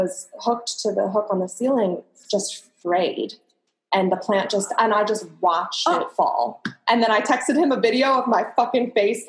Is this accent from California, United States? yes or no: no; Avon Lake, Ohio, United States; I'm from Ohio.